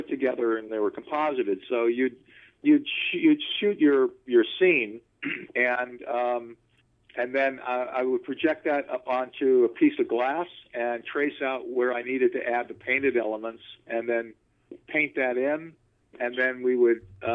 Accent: Los Angeles, California, United States; also born or lived in Burbank, California; I'm a California boy. I'm a Valley boy. So I grew up in the West Valley, born in Tarzana, pretty much spent most of my life in the West Valley, and now live in Burbank

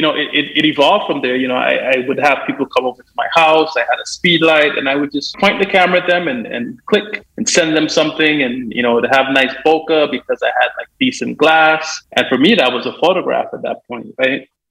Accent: Guyana; also born or lived in Jamaica; now in Washington, D.C., United States; growing up in Guyana, we're really close to the equator

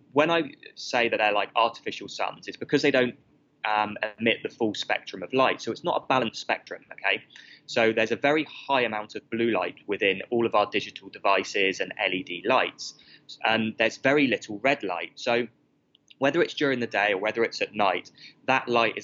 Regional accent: United Kingdom; moved away as an adult; now in Australia; I moved because of the weather in the UK, as you can tell from my accent

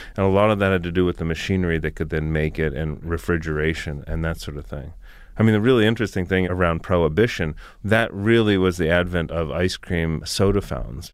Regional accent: South Florida, United States; I grew up in South Florida.

